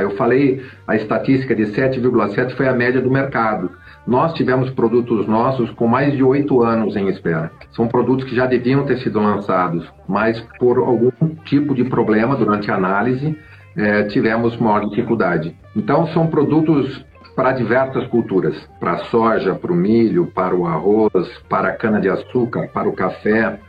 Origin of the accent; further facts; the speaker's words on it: Brazil; nós, como brasileiros